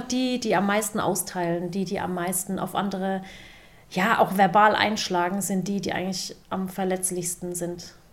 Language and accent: German; Waghäusel, Baden-Württemberg, Germany; sage ich ich komme aus Warkhäusl, bin in Deutschland geboren, meine Eltern sind aus der Türkei.